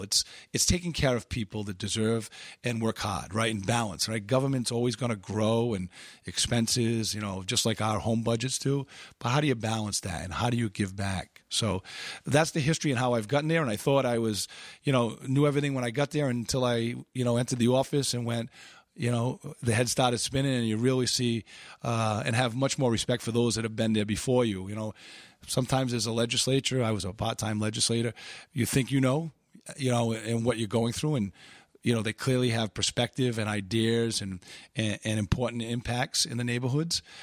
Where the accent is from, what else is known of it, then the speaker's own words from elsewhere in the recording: Pawtucket, Rhode Island, United States; born and raised in Pawtucket